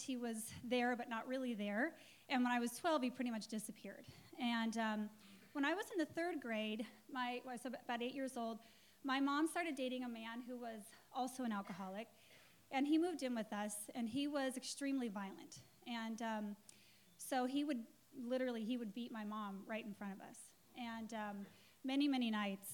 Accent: Englewood, Colorado, United States; I was born in Colorado, and in Inglewood, Colorado, which is nothing like Inglewood, California

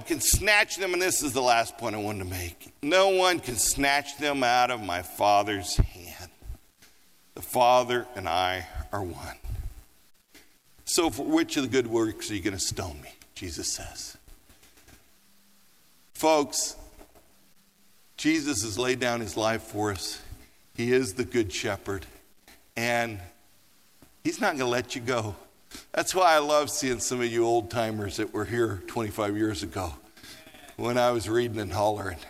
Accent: Colorado, United States; also born or lived in Los Angeles; now in Denver, United States; I grew up in Colorado

